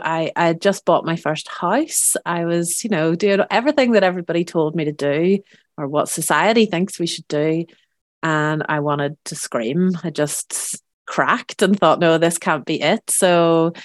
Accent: Belfast, Northern Ireland, United Kingdom; moved away as an adult; also born or lived in Scotland; now in France; I am originally from Belfast in Northern Ireland, and I moved to France 10 years ago

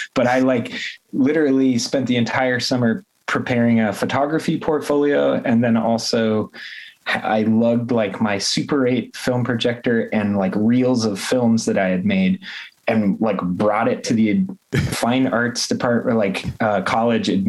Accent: southwestern New Hampshire, United States; now in Baltimore, United States; I grew up in rural New Hampshire, kind of southwestern New Hampshire in the woods.

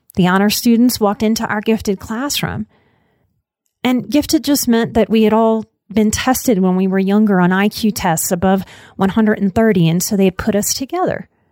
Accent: New Orleans, Louisiana, United States; I am from New Orleans.

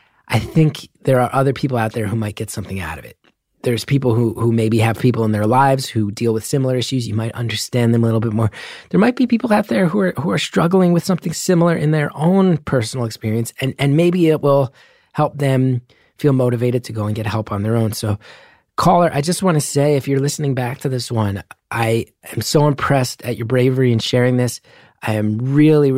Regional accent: New Jersey, United States; moved away; growing up in New Jersey

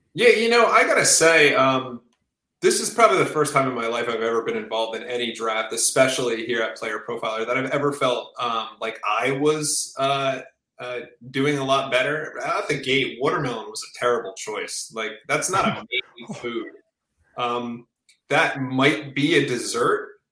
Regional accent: New Jersey, United States; I'm from New Jersey.

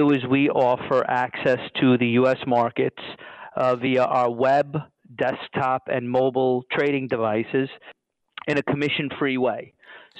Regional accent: New York City, New York, United States; I'm from New York, I'm from Brooklyn

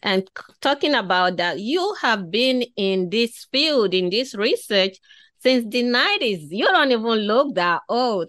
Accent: Nigeria; moved away; growing up in Africa, I was born in West Africa, in Nigeria. So growing up in that part of the world

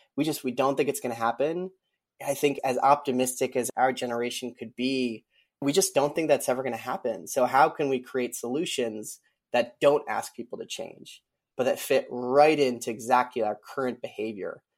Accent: Colorado, United States; I'm from Colorado

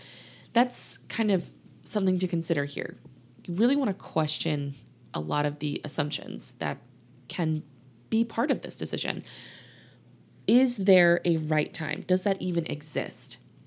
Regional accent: Louisiana, United States; now in Texas, United States; I didn't tell y'all I'm from the South, did I? Yes, I did. I've told y'all I'm living in Texas. Grew up in Louisiana, actually. A lot of people ask me, where's your accent?

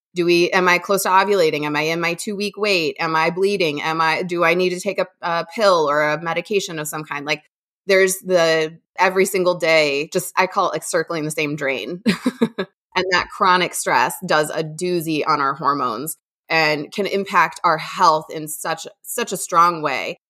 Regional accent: Midwest, United States; also born or lived in Indiana / Ohio; I'm born and raised in the Midwest

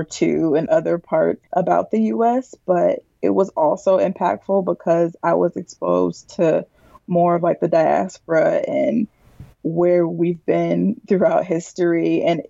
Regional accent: Milwaukee, Wisconsin, United States; moved away as an adult; now in St. Louis, United States; I grew up born and raised in Milwaukee

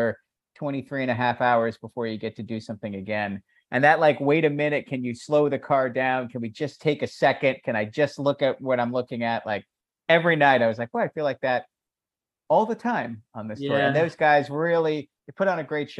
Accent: Annapolis, Maryland, United States; we played my hometown. We played two nights at the Ram's Head in Annapolis, Maryland

